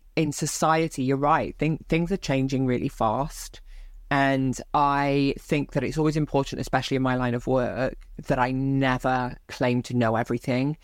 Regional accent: Barry, Wales, United Kingdom; born and raised in South Wales

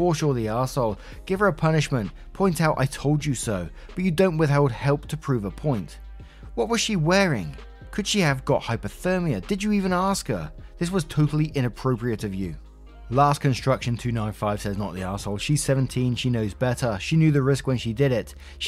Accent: Florida, United States; Me, born and raised in Florida, I honestly think I might die if I had to be outside in those temps.

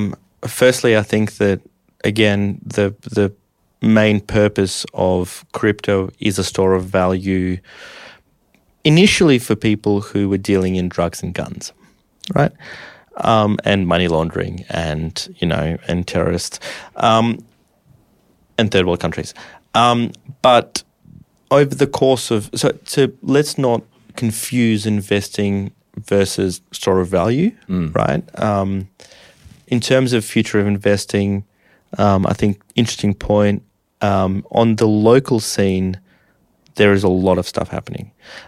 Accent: Russia; born there; I was born in Russia in the 90s. Well, I was born in the 80s, but, you know.

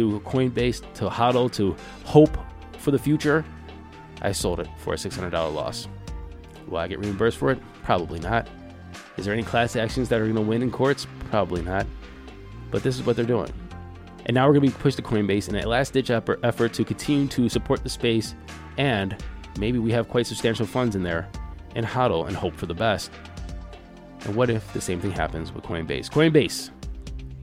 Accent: United States; us, the American citizen

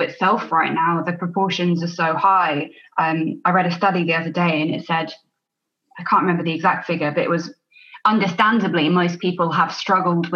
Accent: Alderney, Guernsey; moved away as an adult; also born or lived in United Kingdom; I'm from Alderney in the Channel Islands, which is a really small, beautiful island, 2,000 people here.

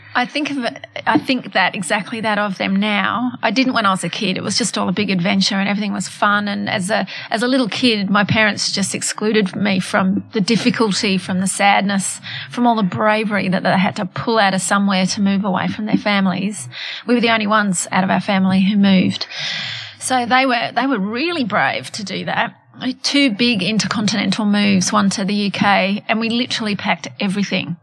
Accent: Australia; born or raised there; also born or lived in Johannesburg, South Africa / United Kingdom

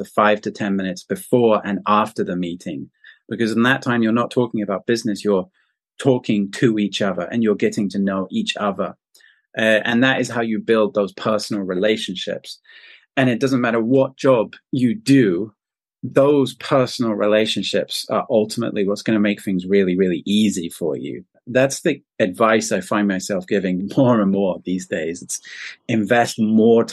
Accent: south of England, United Kingdom; moved away as an adult; now in China; I'm British and I'm from the south of England

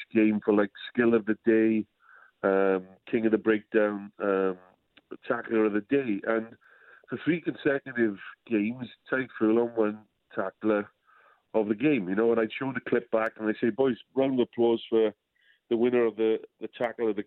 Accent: Wales, United Kingdom; I being a bit old school as a Welshman

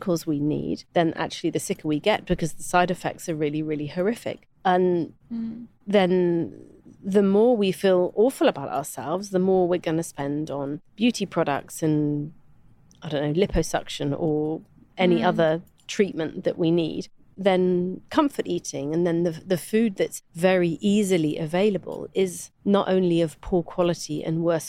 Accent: United Kingdom; a British white woman

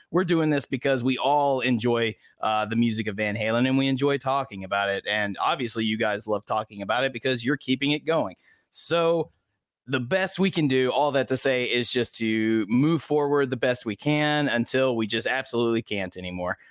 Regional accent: the American South, United States; I'm a Southerner

